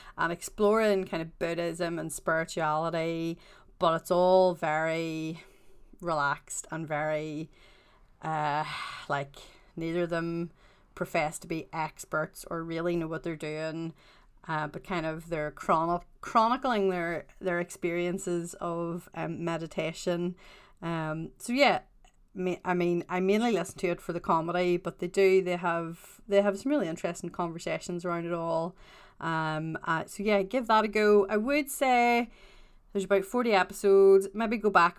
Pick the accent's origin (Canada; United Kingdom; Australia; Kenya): United Kingdom; Northern Ireland; I am also Northern Irish